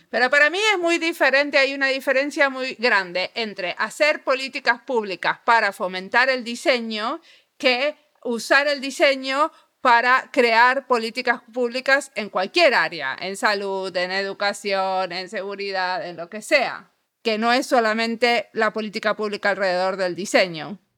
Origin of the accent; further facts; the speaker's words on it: Argentina; soy argentina